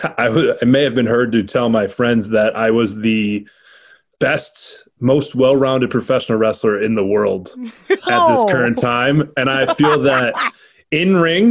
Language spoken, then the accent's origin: English; Rochester, New York, United States; my hometown